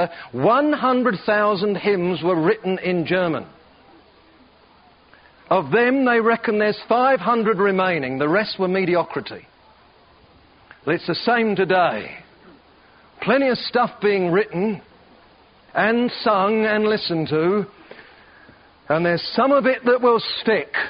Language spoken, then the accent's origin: English; Perth, Western Australia, Australia; I come from Perth, Western Australia, and I love it down there, and it's home